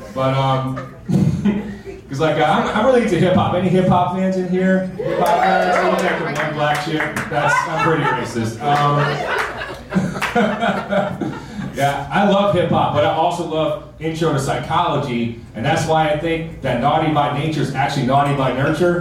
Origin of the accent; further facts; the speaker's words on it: New Jersey, United States; moved away; I'm from New Jersey, but before I moved down here